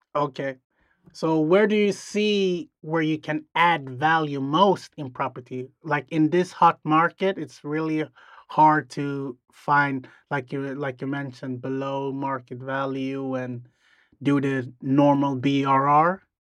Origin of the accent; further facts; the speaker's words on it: Sweden; we're from Sweden.